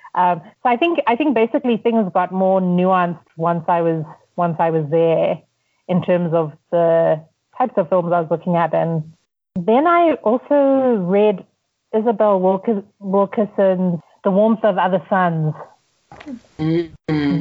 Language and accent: English; Zimbabwe; also born or lived in United States; now in Nairobi, Kenya; I'm from Zimbabwe.